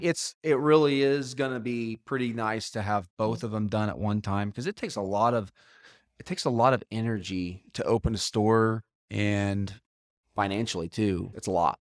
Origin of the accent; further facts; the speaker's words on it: Moore, Oklahoma, United States; I grew up in Moore, Tornado Alley